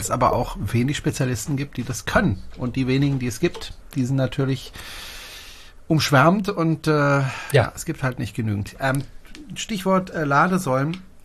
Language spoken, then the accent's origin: German; Germany; bei uns in Deutschland